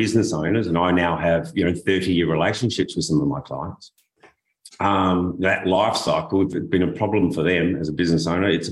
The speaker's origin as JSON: {"language": "English", "town": "Adelaide", "region": "South Australia", "country": "Australia", "said": "I come from Adelaide, South Australia, and it's a desert climate"}